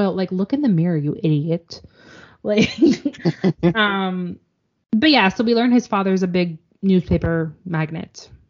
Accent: Canada; as a Canadian.

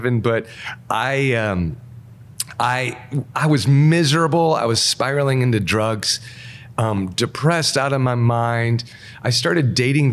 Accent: Wisconsin, United States; also born or lived in Minnesota; I grew up in Wisconsin

